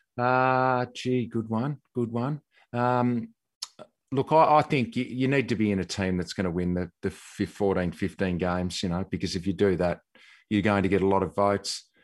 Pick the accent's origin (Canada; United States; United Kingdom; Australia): Australia; Tasmania; moved away; growing up in Tassie